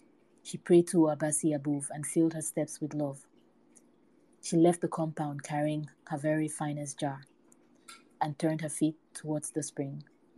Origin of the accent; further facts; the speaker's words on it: Cameroon; growing up in Cameroon, we would have these special programs where they would play music from all over the African continent